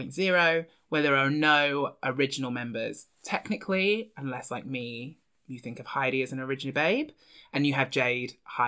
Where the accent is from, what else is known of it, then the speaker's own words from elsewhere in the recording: Devon, South West England, United Kingdom; I grew up in Devon.